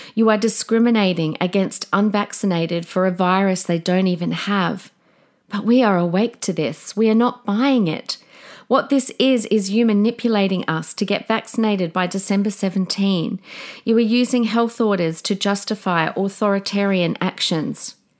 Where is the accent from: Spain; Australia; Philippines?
Australia; We are the Aussie battlers.